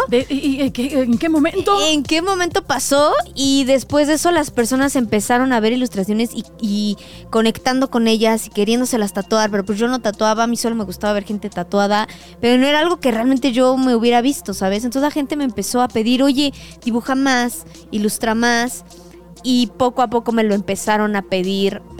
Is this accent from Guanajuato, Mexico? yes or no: no; Puebla, Mexico; moved away as an adult; now in Mexico City, Mexico; de Puebla, que está aquí muy cerquita, la verdad. yo crecí, nací y me fui hace 3, 4 años aproximadamente, antes de que comenzara la pandemia, yo decidí venirme para la Ciudad de México a experimentar la gran ciudad.